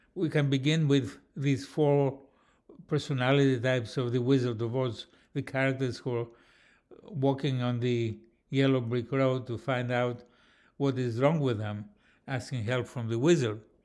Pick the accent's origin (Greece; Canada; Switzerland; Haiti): Greece; Athens, Attica; I come from Athens, Greece